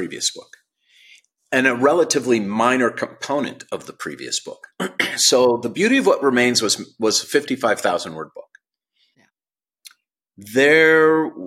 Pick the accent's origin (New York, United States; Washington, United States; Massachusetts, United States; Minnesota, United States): Minnesota, United States; St. Louis Park; now in Los Angeles, United States; I was born on June 3rd, 1960 in St. Louis Park, Minnesota, and I went to Aquila Elementary School